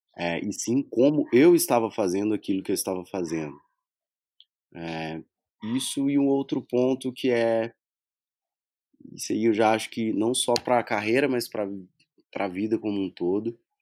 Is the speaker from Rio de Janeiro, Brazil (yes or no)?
no; Minas Gerais, Brazil; sou mineiro